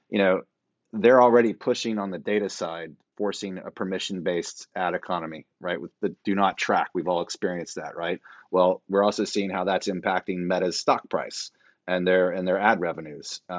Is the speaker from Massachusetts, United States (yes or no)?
no; Fort Worth, Texas, United States; my hometown of Fort Worth, Texas